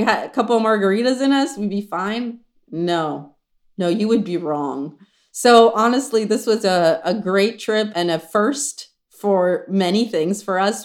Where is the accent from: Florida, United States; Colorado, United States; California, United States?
California, United States; Los Angeles; We're, like, L